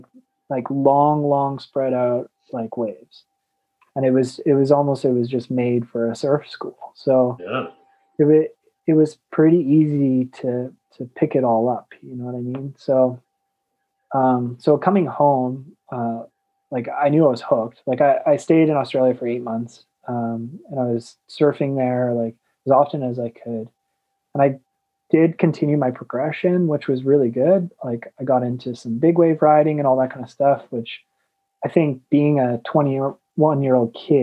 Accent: Okotoks, Alberta, Canada; I'm from Okotoks, so it's just south of Calgary

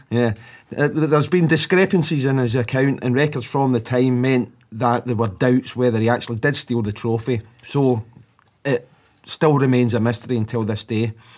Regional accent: Scotland, United Kingdom; being Scottish

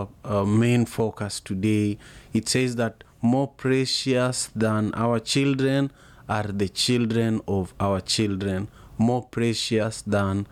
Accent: Kisumu, Kisumu County, Kenya; now in Seattle, United States; I am in Seattle, Washington, and I am originally from Kisumu, Kenya

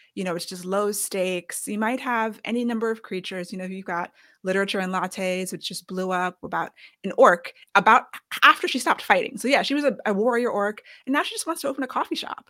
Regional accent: United States; we're both American, raised on Western storyteller

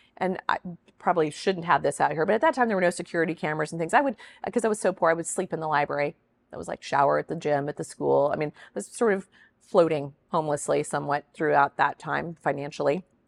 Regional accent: Kansas, United States; I'm a girl from Kansas.

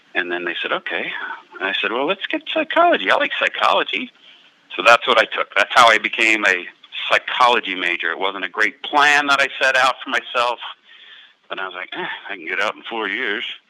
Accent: Cincinnati, Ohio, United States

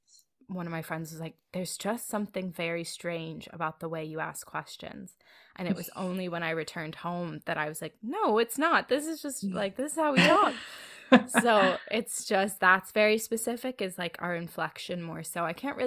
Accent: Philadelphia, Pennsylvania, United States; Very, very exclusively and specifically Philadelphia. As far as kind of my hometown, I don't think we have like our specific way of inflecting.

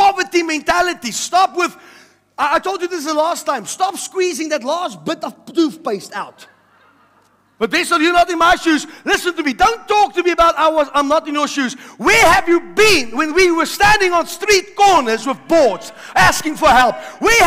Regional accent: South Africa; My mom came to South Africa, also from heaven, and she bore me and gave birth

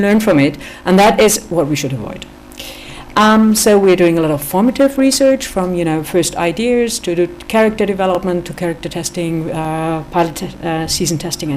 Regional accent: Germany; I'm from Germany, so I'm a little bit from the outside

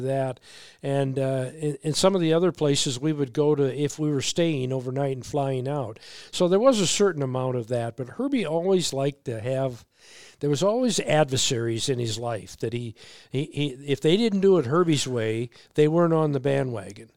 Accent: Waterloo, Iowa, United States; moved away as an adult; also born or lived in Vancouver, Washington; now in Minnesota, United States; I grew up in Waterloo

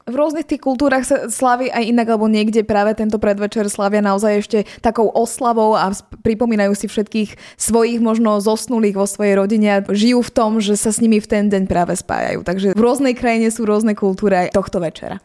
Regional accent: Trnava, Trnava Region, Slovakia; máme aj vojenský cintorín u nás v Trnave

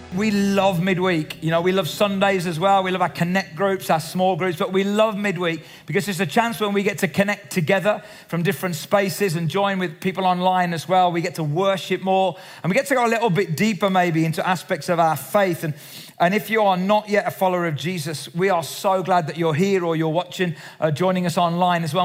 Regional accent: Cradley Heath, West Midlands, United Kingdom; I was brought up in the Salvation Army in the Black Country in Cradley Heath

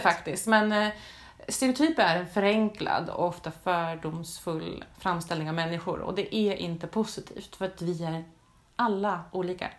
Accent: Sweden; nu är jag kanske inte från den mest förfördelade delen av världen, men att som svensk

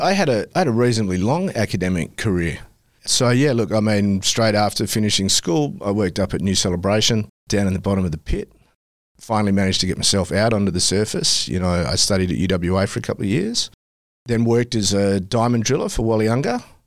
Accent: Kalgoorlie, Western Australia, Australia; loved growing up in Kalgoorlie

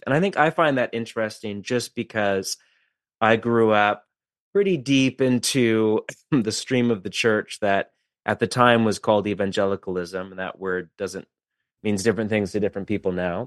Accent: West Coast, United States; I'm from the West Coast

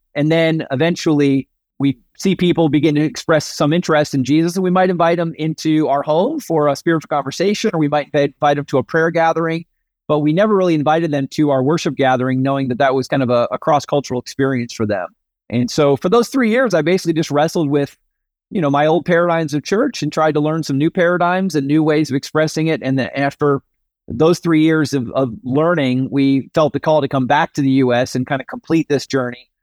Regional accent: suburbs of New York City, United States; I grew up in the Northeast, the suburbs of New York City. From you know birth to high school graduation was up there.

